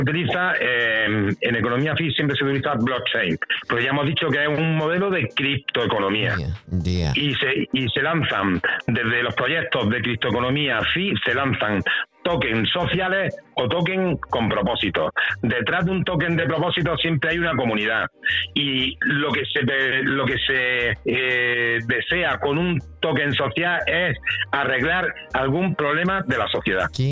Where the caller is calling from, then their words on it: Granada, Andalusia, Spain; Saludos desde Granada